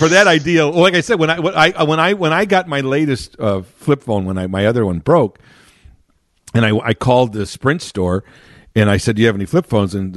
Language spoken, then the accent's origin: English; Chicago, Illinois, United States; I grew up in Chicago proper